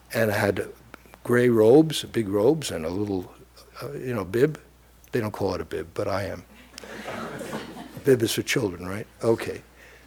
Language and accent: English; New York City, New York, United States; I grew up in Brooklyn